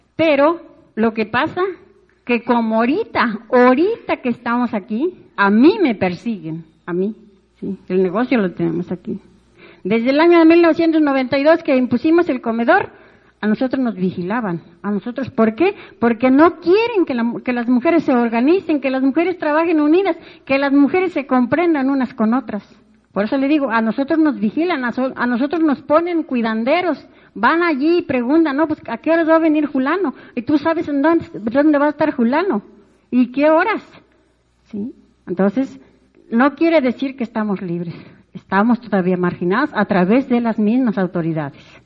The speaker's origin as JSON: {"language": "Spanish", "town": "Plan de Juárez", "region": "San Luis Potosí", "country": "Mexico", "said": "Yo vengo de la comunidad del Plan de Juárez. Está aquí cerquita de, del municipio."}